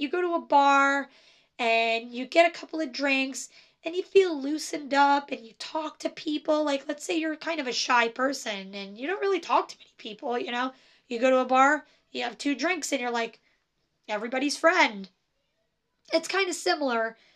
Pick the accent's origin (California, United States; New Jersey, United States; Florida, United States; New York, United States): New Jersey, United States; I am from New Jersey, and so I say coffee and I say chocolate, and that's how I say it.